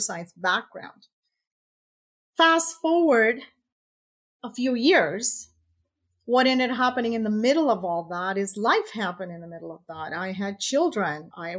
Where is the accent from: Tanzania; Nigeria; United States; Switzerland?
Tanzania; now in Canada; I was born in East Africa, Tanzania, and emigrated to Canada in 1978 or something like that.